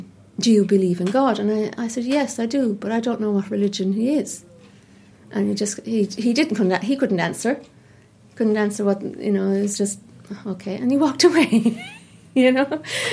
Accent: Cork, Munster, Ireland; also born or lived in London; I moved to Somerstown when I was 5, and I'm Cork born and bred. I was born in the Bonds, and you know, I'm from Cork, and I used to go to Mass on Sundays

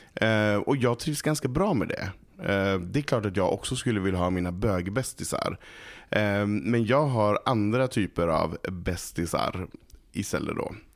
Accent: Malå, Västerbotten County, Sweden; Jag kommer från ett litet samhälle som heter Malå som ligger i Västerbotten

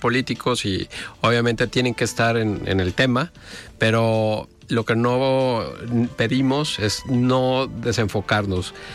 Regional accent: Mexico; como mexicanos

